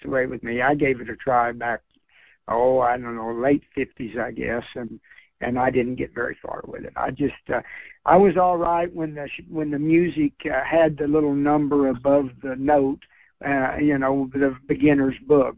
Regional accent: Kentucky, United States; born or raised there

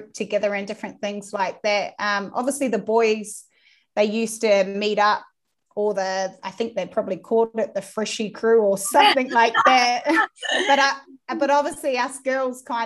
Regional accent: Dannevirke, Manawatū-Whanganui, New Zealand; moved away as an adult; also born or lived in Australia; now in United Kingdom; we're both from the same town. We're like a little town, Danny Virk. It's East Coast, North Island.

